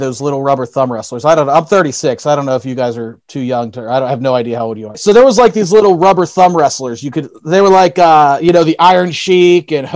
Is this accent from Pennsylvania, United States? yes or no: yes; Elizabeth, Pennsylvania, United States; I grew up in Elizabeth